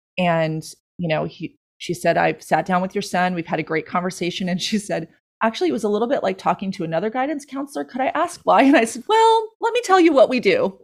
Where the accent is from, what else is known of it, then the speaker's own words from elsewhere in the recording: Long Island, New York, United States; now in Stuart, United States; I grew up on Long Island